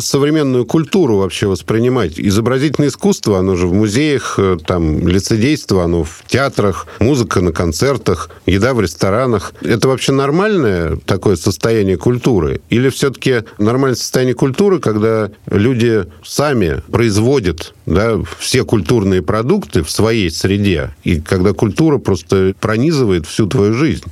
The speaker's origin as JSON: {"language": "Russian", "region": "Moscow", "country": "Russia", "accent": "Moscow dialect", "said": "москвичи акают, «Москва», да? Нет, мы даже не акаем, мы выдавливаем буквы."}